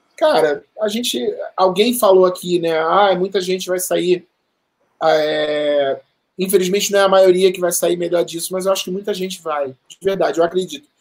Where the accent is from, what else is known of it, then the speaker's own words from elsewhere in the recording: Rio de Janeiro, Brazil; moved away as an adult; now in São Paulo, Brazil; Eu sempre morei, né, a, a, vida quase toda no Rio de Janeiro. 2007, 2008 eu morei aqui, mas fora isso e agora eu morei a minha vida toda no Rio de Janeiro.